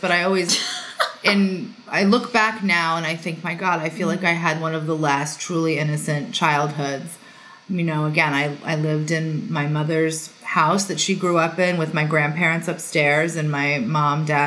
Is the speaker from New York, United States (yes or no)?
yes; Long Island, New York, United States; I was born and raised on Long Island, New York